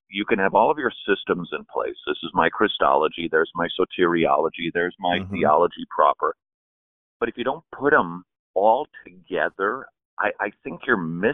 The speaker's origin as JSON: {"language": "English", "region": "Minnesota", "country": "United States", "moved": "yes", "lives_now": "Atlanta, United States", "said": "I come from Minnesota, and it's the land of 12,000 lakes and 8 black people"}